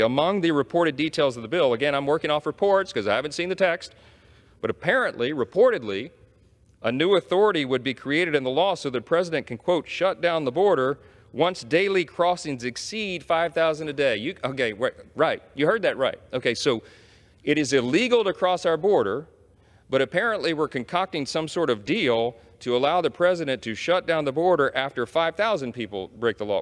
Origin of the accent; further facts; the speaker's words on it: Shreveport, Louisiana, United States; my hometown in Shreveport, Louisiana